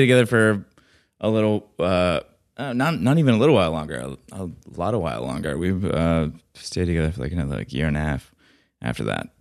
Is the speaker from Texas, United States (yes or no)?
no; Atlanta, Georgia, United States; moved away; also born or lived in Alabama; I'm from Atlanta